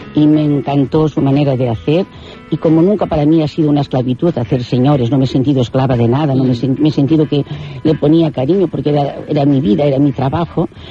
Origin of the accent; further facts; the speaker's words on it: Catalonia, Spain; yo soy catalana, estoy en Barcelona